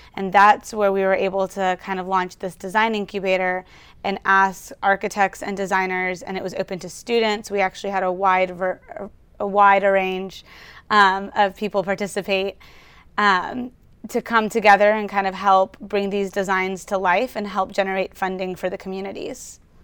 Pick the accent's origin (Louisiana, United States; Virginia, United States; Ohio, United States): Louisiana, United States; Baton Rouge; now in Houston, United States; I was born and raised in Baton Rouge, Louisiana